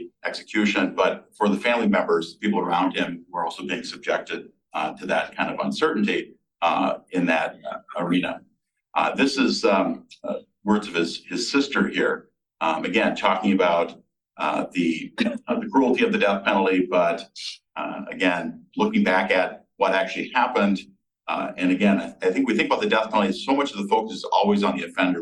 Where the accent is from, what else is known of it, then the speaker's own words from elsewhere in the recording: Mankato, Minnesota, United States; moved away as an adult; now in Baltimore, United States; I grew up in Mankato, which is the site of the largest mass hanging in U.S. history